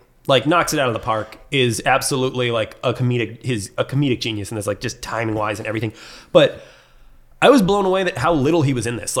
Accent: Seattle, Washington, United States; I'm not even French. I'm American. I'm from Seattle.

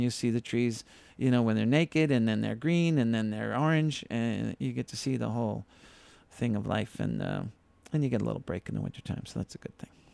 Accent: Needham, Massachusetts, United States; I grew up in Needham, Massachusetts, not too far out of town

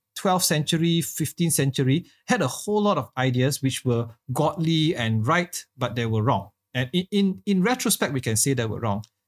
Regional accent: Malaysia; as a Malaysian church

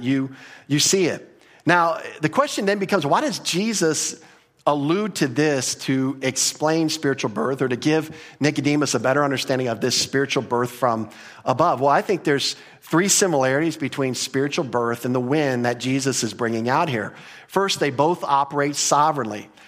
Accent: United States; we grew up in America

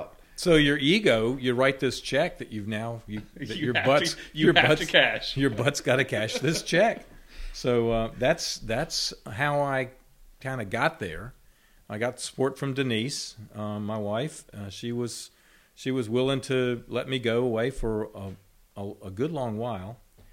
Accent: Roanoke, Virginia, United States; Well, I grew up in Roanoke, Virginia, which coincidentally is very close to the Appalachian Trail.

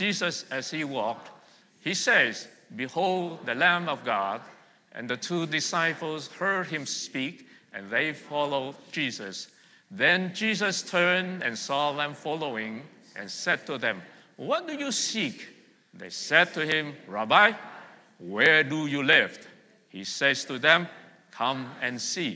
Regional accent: Vietnam; now in Montreal, Canada; I was born and raised in Vietnam

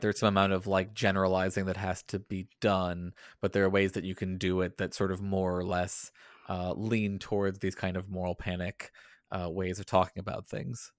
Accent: the South, United States; growing up in the South

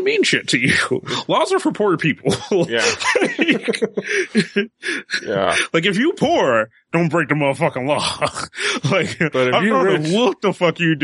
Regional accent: United States; as an American

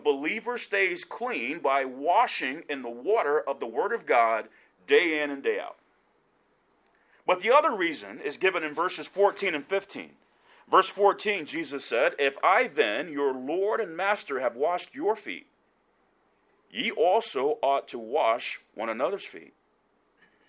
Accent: Decatur, Georgia, United States; now in Kansas City, United States; Growing up in South Decatur, a suburb of Atlanta

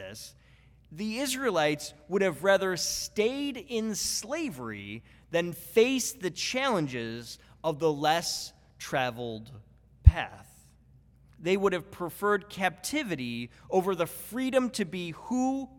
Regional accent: Buffalo, New York, United States; I'm from Buffalo, New York

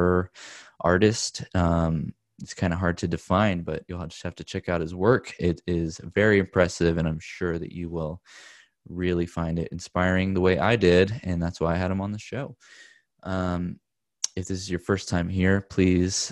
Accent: Corpus Christi, Texas, United States; also born or lived in Austin, Texas; now in Los Angeles, United States; I'm from South Texas, from Corpus Christi, Texas. And I lived in Austin for a bit, and then we moved out here to LA.

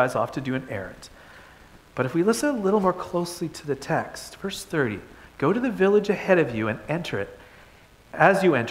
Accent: Toronto, Ontario, Canada; moved away; I grew up in Toronto

